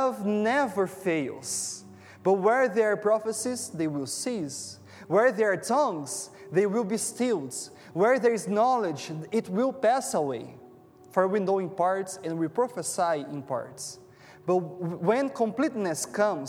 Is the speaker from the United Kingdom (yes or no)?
no; Brazil; English is a second language; moved away as an adult; now in Toronto, Canada; I'm from Brazil, and my wife and I, we have moved here like 1 year ago